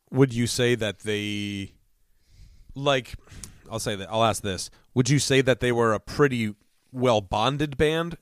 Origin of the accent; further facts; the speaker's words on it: Connecticut, United States; as New Englanders